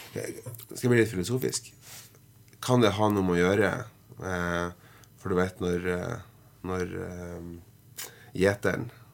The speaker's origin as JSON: {"language": "Norwegian", "area": "Hedmarken", "region": "Innlandet", "country": "Norway", "tie": "born or raised there", "moved": "as an adult", "lives_now": "Northern Norway, Norway", "said": "hjemme på Hedmarken"}